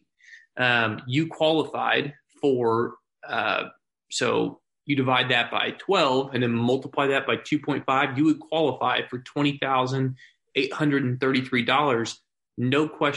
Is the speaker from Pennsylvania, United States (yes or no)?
no; Springfield, Missouri, United States; I'm born and raised in Springfield